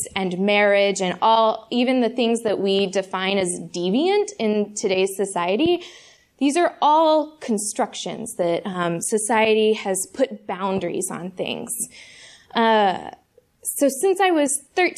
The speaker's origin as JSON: {"language": "English", "town": "Fort Worth", "region": "Texas", "country": "United States", "tie": "born or raised there", "moved": "as an adult", "lives_now": "Chicago, United States", "said": "I grew up in Fort Worth, Texas, and I moved to Chicago to go to seminary here about 2 years ago."}